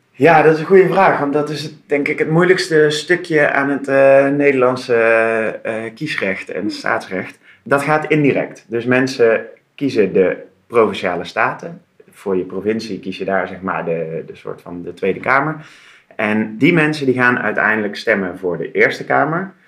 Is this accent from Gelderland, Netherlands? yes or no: no; Tilburg, North Brabant, Netherlands; moved away as an adult; now in Utrecht, Netherlands; Ik kom oorspronkelijk uit Tilburg. Daar ben ah. ik eh, geboren en getogen. Dat is misschien in een tongval nog een beetje te herkennen.